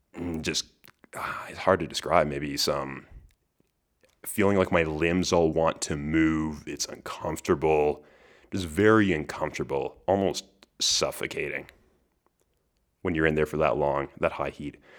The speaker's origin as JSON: {"language": "English", "region": "Western Canada", "country": "Canada", "said": "my Western Canadian uninformed perspective"}